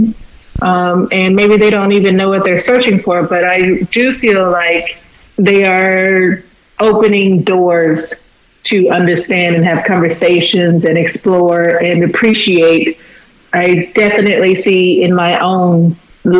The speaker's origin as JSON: {"language": "English", "town": "Fort Worth", "region": "Texas", "country": "United States", "tie": "born or raised there", "lives_now": "Houston, United States", "said": "I was born and raised in Fort Worth."}